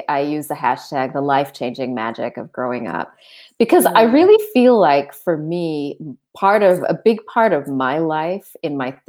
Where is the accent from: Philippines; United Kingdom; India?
Philippines; also born or lived in Sri Lanka / Arkansas; now in Australia; I'm an Australian citizen, but I was born in Sri Lanka. I grew up as a missionary kid in the Philippines, and our support base, our family support base, was in Northwest Arkansas. So I sort of grew up between the Philippines and Northwest Arkansas